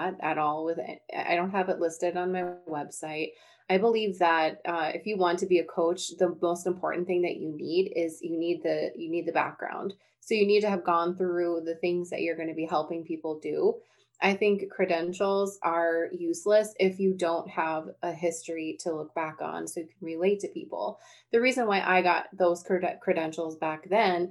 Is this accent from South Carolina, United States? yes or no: no; North Dakota, United States; I'm from North Dakota